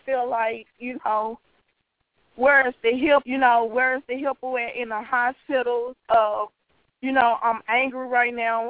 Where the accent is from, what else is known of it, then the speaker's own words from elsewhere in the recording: Greenville, Mississippi, United States; now in Memphis, United States; I'm originally from Greenville, Mississippi.